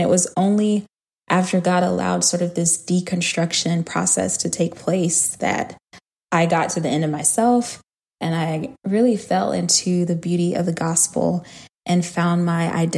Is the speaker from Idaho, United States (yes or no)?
no; Huntsville, Alabama, United States; also born or lived in Atlanta, Georgia; So my grandparents lived in Alabama at the time. I was born in Huntsville, Alabama. And that's where they were, in the same city with my mom